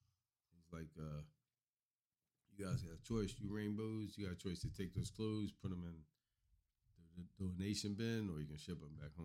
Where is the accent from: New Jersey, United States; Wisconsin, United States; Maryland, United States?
New Jersey, United States; also born or lived in Miami, Florida; I grew up in Miami back and forth, and then most of my time was in South Jersey.